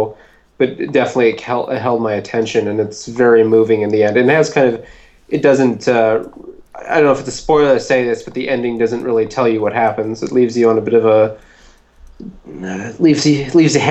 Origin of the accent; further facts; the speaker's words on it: Winnipeg, Manitoba, Canada; Winnipeg, my hometown